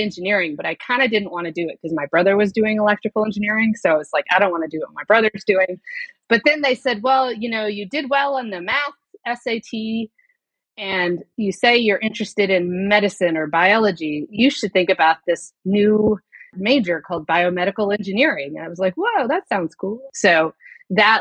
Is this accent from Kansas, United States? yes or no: yes; Kansas, United States; moved away as an adult; also born or lived in Chicago / Virginia; I grew up in Kansas